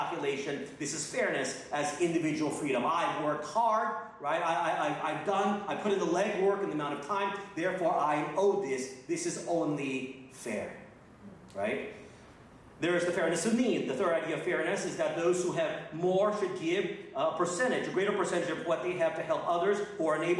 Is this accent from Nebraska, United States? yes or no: no; North Texas, United States; born or raised there; moved away as an adult; also born or lived in Philippines / Asia